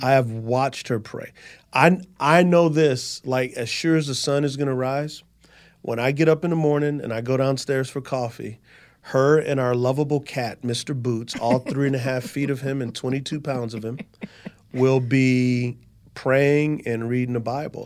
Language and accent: English; San Antonio, Texas, United States; moved away as an adult; So I'm from San Antonio, Texas